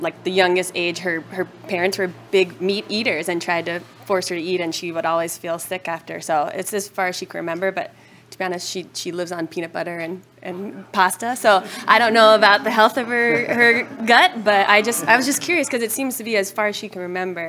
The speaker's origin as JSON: {"language": "English", "town": "Denver", "region": "Colorado", "country": "United States", "said": "from Denver."}